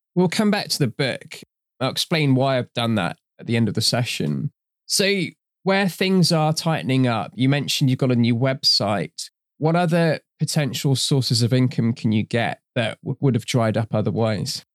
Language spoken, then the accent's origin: English; Trinidad & Tobago; I'm from Trinidad in her origin. I've grown up in that kind of culture as well